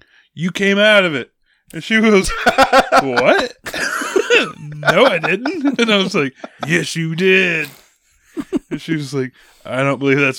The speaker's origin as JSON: {"language": "English", "town": "Winfield", "region": "Kansas", "country": "United States", "said": "right outside of Winfield, you know, Cali County"}